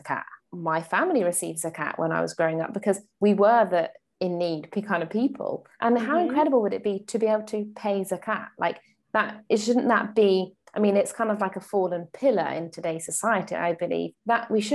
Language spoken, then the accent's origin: English; United Kingdom; in the UK, we use feet.